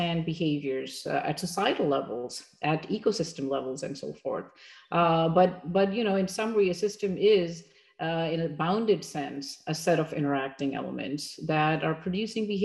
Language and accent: English; Pakistan; moved away as an adult; also born or lived in Massachusetts, United States; now in United States; I'm originally from Pakistan, and that's where I grew up, had my early education, and then I came here